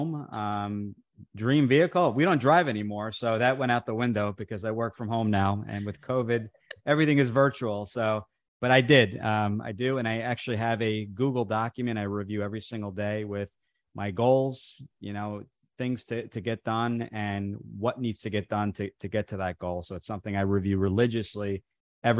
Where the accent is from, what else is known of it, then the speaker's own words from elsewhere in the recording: New Jersey, United States; first language Italian; English is a second language; grew up in the restaurant industry. We had an Italian restaurant here in New Jersey